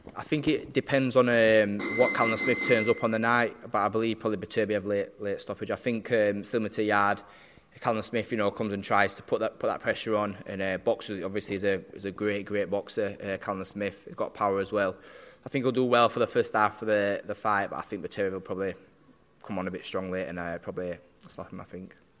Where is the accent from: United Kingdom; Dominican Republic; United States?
United Kingdom; Barnsley, Yorkshire and the Humber; we're both South Yorkshire lads. He's Sheffield, I'm from Barnsley